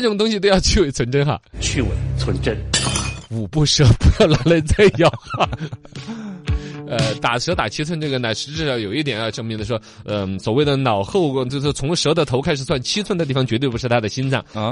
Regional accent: China; 我们中国人不怎么吃

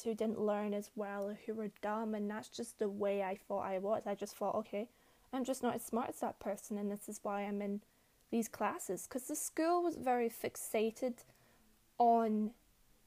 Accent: Glasgow, Scotland, United Kingdom; also born or lived in New Zealand; I lived in Glasgow from a very young age, and I lived here until I was about 10. Then I moved to New Zealand for a couple of years

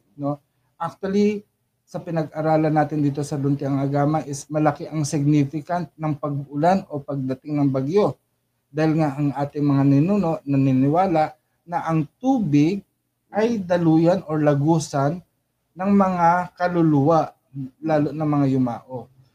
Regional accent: Philippines; also born or lived in Saudi Arabia; especially bilang Pilipino

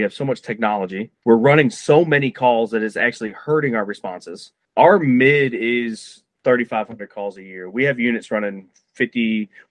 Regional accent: Cleveland, Ohio, United States; moved away as an adult; I'm from Ohio. I grew up in Cleveland

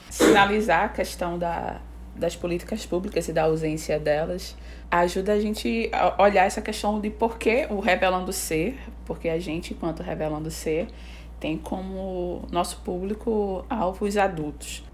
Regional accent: Recife, Pernambuco, Brazil; a gente é de Recife, Pernambuco

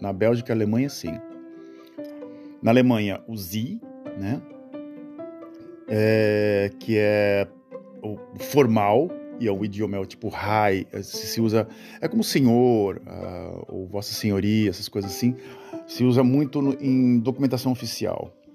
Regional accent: Brazil; moved away as an adult; also born or lived in Santos; now in Netherlands; eu saí do Brasil porque eu me casei com uma holandesa e aqui era melhor do que aí

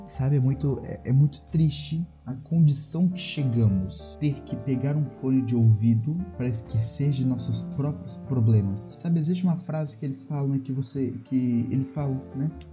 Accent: Brazil; eu sou brasileiro.

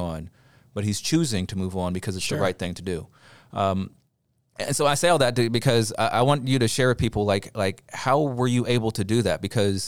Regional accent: California, United States; the church I grew up in Southern California. It's traditionally a Black Baptist church.

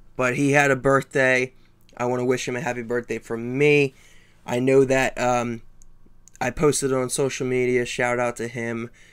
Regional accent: East Coast, United States; I'm from the East Coast

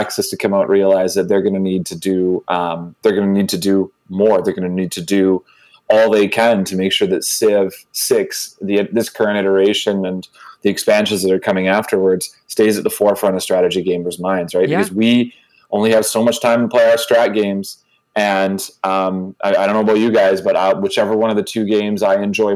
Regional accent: Vancouver, British Columbia, Canada; my hometown here in Vancouver

